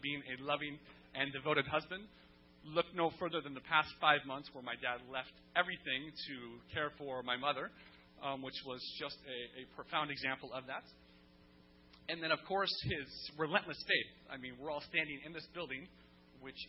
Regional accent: Central Valley, California, United States; I grew up in the Central Valley, and I mean, there's nothing else to do except fish

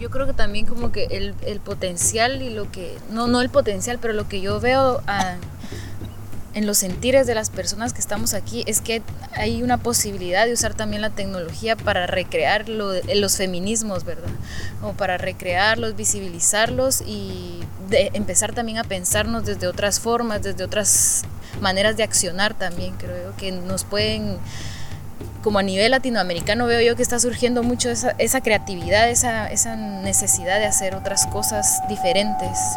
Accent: Guatemala; vengo de Guatemala y pues allá estoy

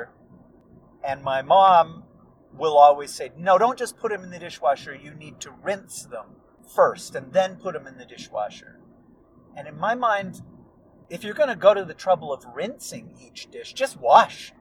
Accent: United States; accent: American; my American accent

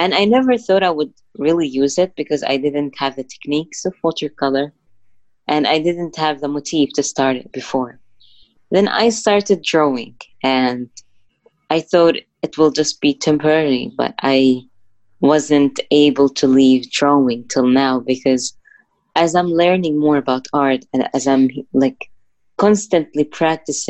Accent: Gaza Strip, Palestine; I grew up in the Gaza Strip. It's in Palestine

